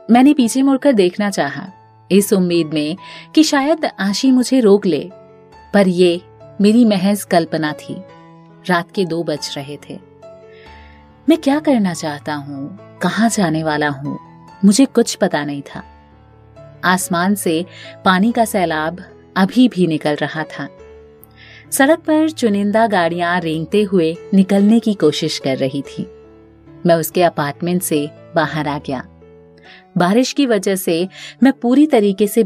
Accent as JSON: {"language": "Hindi", "region": "Uttar Pradesh", "country": "India", "said": "मेरे बहुत रिक्वेस्ट करने के बाद आखिरकार वो मान गया जब उसे पता चला कि मैं यूपी से हूं"}